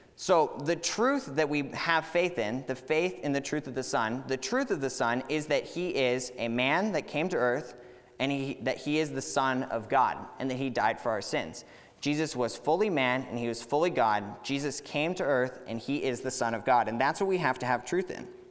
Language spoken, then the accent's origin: English; Katy, Texas, United States; moved away as an adult; I grew up here in Katy